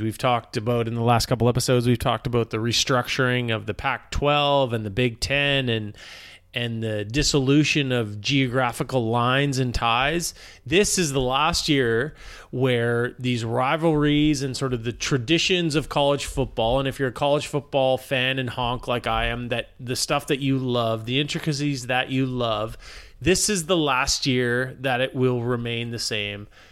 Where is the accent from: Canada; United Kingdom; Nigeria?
Canada; as a Canadian